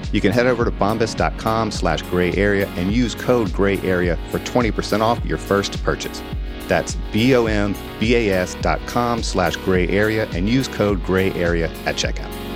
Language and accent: English; Deep South, United States; moved away; I grew up in the South, in the Deep South